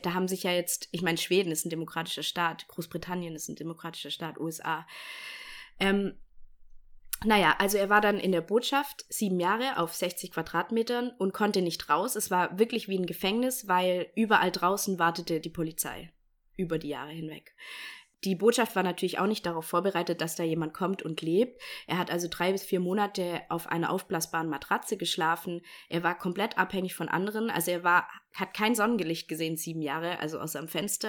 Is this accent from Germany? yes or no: yes; Bavaria, Germany; moved away; ich komme aus Bayern